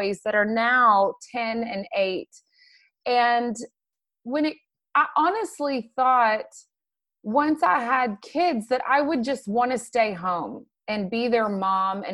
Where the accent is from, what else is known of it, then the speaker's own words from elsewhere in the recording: McKinney, Texas, United States; I grew up in McKinney. I'm one of the few people that actually stays around where they were born